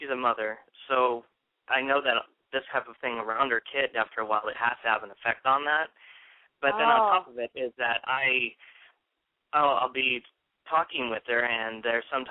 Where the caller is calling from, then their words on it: Tempe, Arizona, United States; I am calling from Tempe, Arizona